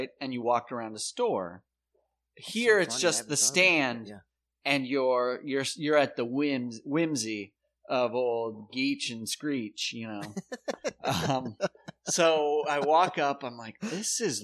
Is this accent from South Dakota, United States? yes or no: yes; South Dakota, United States; moved away; I'm from South Dakota